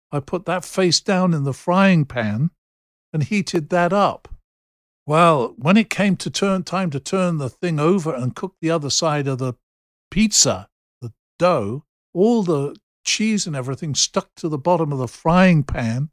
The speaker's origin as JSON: {"language": "English", "region": "England", "country": "United Kingdom", "said": "being English with an English driving license"}